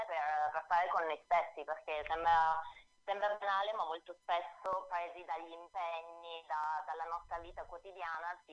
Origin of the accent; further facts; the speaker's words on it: Apulia, Italy; moved away as an adult; now in Milan, Italy; Sì, sono milanese d'adozione